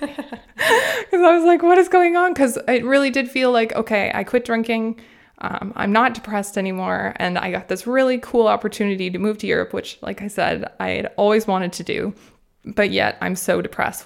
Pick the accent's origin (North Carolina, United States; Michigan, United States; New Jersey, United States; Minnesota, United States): Minnesota, United States; moved away as an adult; now in Freiburg, Germany; I grew up in Minnesota in the United States